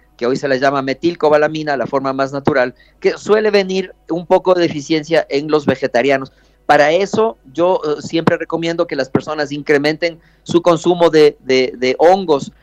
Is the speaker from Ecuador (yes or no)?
yes; Ecuador; aquí, aquí en Ecuador